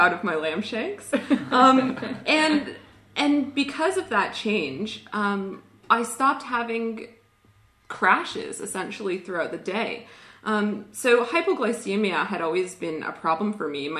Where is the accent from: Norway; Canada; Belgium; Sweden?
Canada; accent: Canadian; now in Australia; I grew up in a pretty normal Canadian family, which is where my accent is from